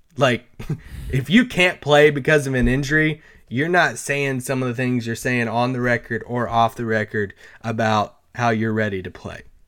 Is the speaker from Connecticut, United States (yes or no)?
no; Kentucky, United States; I'm from Kentucky